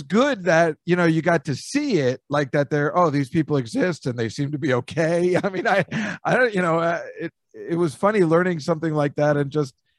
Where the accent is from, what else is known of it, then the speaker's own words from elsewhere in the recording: New Jersey, United States; I was from New Jersey